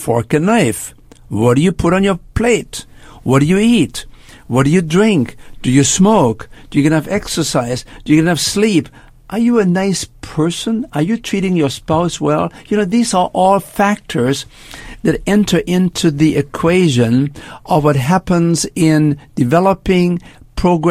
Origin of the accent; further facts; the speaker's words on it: Germany; moved away as an adult; also born or lived in Canada; now in United States; I spent my first 20 years in Germany. I grew up after World War II, made my way to Canada, and then actually moved to the United States